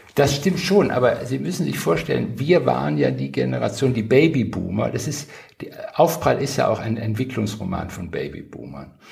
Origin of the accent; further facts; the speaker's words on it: Wuppertal, North Rhine-Westphalia, Germany; moved away as an adult; also born or lived in Tübingen / Berlin; aus meiner Heimat Wuppertal